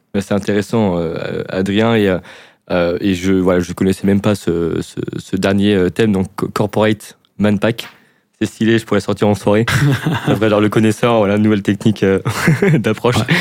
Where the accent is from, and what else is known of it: France; accent: French